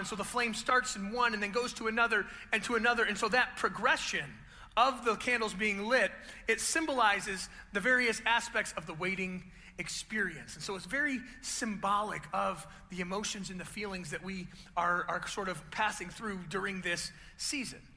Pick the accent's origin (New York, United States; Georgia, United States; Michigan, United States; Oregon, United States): Michigan, United States; Grosse Pointe; I grew up over on the east side, I grew up in Grosse Pointe